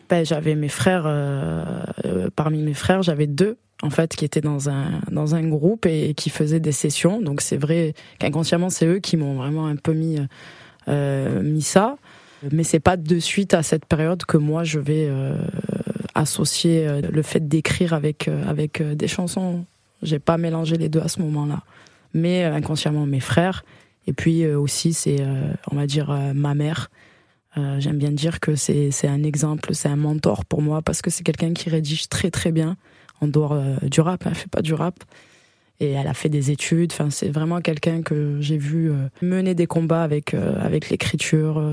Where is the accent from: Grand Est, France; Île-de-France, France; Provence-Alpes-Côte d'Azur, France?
Provence-Alpes-Côte d'Azur, France; Salon-de-Provence; moved away as an adult; now in Paris, France; je viens des alentours, euh, la ville qui s'appelle euh, Salon de Provence.